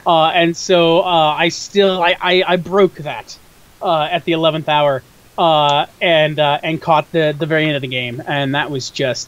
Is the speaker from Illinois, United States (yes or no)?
yes; Chicago suburbs, Illinois, United States; I am a Chicagoan, in so much as Chicago is my city. I've generally lived about 30 minutes or so outside of the city my entire life.